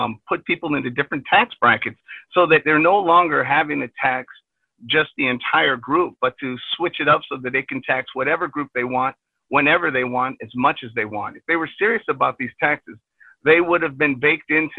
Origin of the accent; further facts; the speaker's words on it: Illinois, United States; I'm born and raised in Illinois.